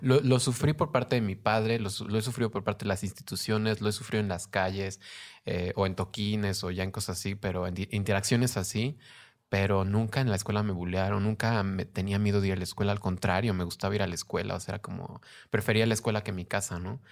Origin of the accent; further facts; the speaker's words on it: Mexico; now in Mexico City, Mexico; Soy mexicana